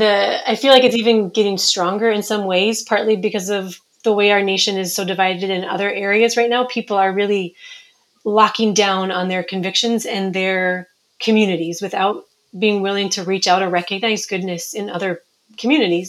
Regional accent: Minnesota, United States; moved away as an adult; also born or lived in Somaliland; now in Djibouti; I'm from Minnesota originally, but in 2003, my family, my husband and I, and our two year old twins moved to Somaliland

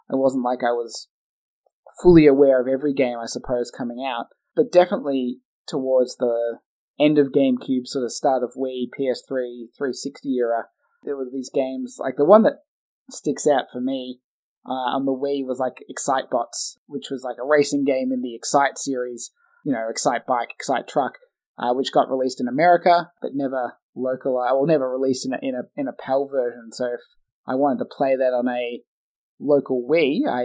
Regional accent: Australia; a person like us in Australia

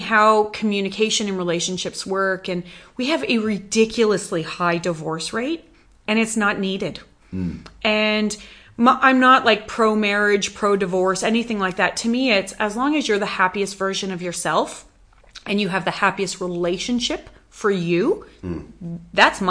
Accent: Canada; moved away as an adult; now in Western Australia, Australia; after growing up in Canada

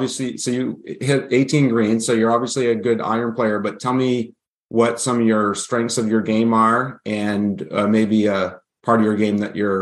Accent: New Hampshire, United States; I'm an avid amateur golfer in New Hampshire.

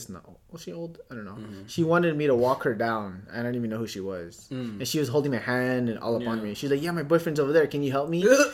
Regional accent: Los Angeles, California, United States; So we're from Los Angeles.

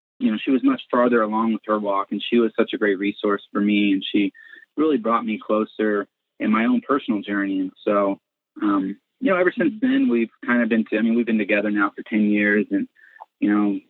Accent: Colorado Springs, Colorado, United States; I grew up in Colorado Springs, Colorado, okay. in a Christian home

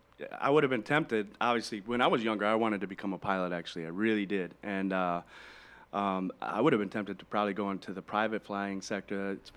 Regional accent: Michigan, United States; now in Southwest Florida, United States; I'm from Michigan

